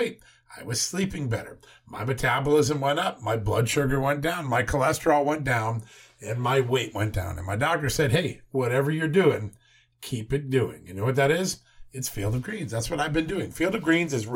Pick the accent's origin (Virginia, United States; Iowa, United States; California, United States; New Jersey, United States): Virginia, United States; my home state, the great Commonwealth of Virginia